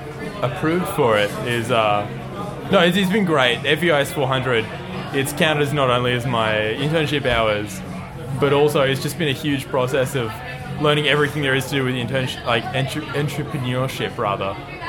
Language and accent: English; New South Wales, Australia; Okay, so I grew up down near Barrie, and. God, that's a... Everyone went to Wollongong, honestly.